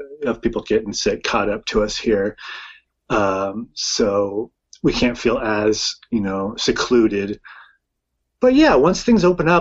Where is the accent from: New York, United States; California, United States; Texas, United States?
California, United States; Sacramento; also born or lived in San Francisco; We're from San Francisco originally, and I grew up in Sacramento